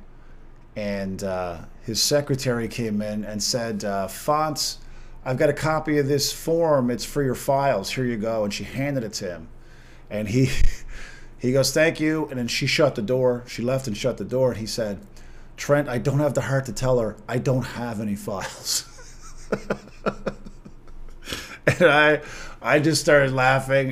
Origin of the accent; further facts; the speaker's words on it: Corner Brook, Newfoundland and Labrador, Canada; in Corner Brook in my hometown